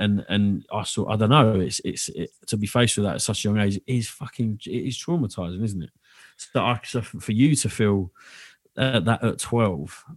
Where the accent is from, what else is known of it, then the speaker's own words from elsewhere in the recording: London, United Kingdom; also born or lived in Dagenham; I was heavily brought up around that within Bethnal Green